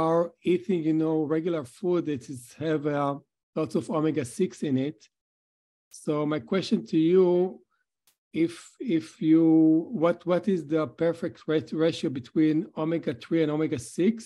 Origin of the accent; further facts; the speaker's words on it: California, United States; from California